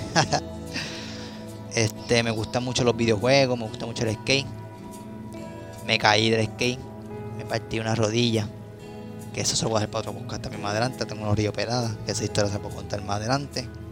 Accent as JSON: {"language": "Spanish", "town": "Caguas", "country": "Puerto Rico", "tie": "born or raised there", "said": "podría decir que casi toda mi vida he estado en Cagua, he vivido en Cagua"}